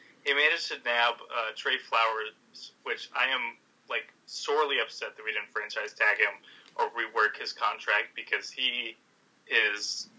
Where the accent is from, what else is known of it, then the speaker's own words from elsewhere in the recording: Seattle, Washington, United States; I'm from Seattle.